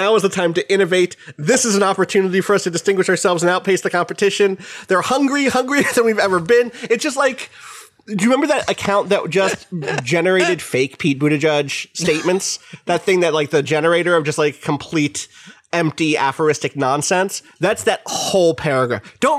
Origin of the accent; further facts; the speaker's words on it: Anderstorp, Jönköping County, Sweden; Anyway, I grew up in Anderstorp, a rural Swedish town with approximately 5,000 residents. While I was around 13, two new pizza places opened up in our town, bringing the total amount of pizzerias to 4.